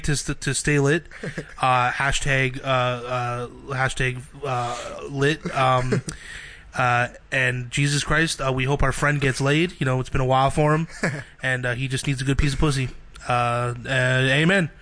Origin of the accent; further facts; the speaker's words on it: Brampton, Ontario, Canada; I grew up in Brampton